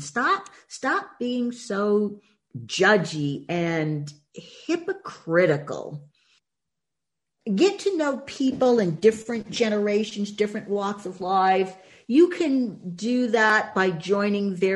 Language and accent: English; Boston, Massachusetts, United States; growing up in Boston